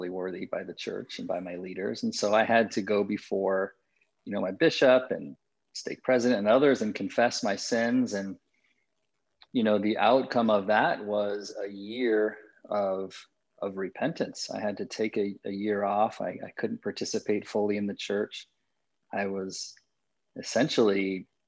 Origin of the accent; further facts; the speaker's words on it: Las Vegas, Nevada, United States; I'm the oldest of 6 kids, born and raised in Las Vegas